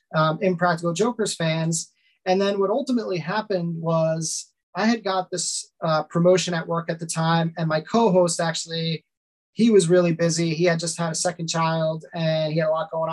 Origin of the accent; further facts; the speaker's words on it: Lynbrook, New York, United States; I grew up in Long Island and I am still here, 38 years old and still here in Long Island